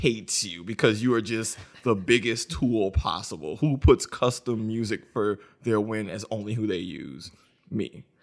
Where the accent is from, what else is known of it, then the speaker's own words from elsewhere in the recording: New Orleans, Louisiana, United States; I'm from New Orleans. Katrina happened in oh five a year before. So, when the Wii came out, we were living in the FEMA trailer.